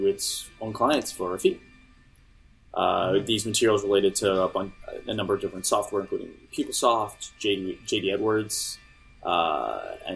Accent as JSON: {"language": "English", "country": "Canada", "said": "I'm Canadian."}